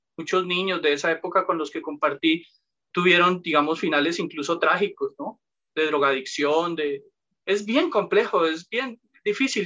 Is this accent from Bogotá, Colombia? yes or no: yes; Bogotá, Colombia; nací en Bogotá, provengo de una familia humilde.